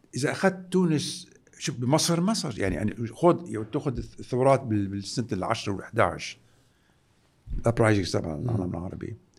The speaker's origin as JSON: {"language": "Arabic", "country": "Lebanon", "said": "نحن كلبنانيين"}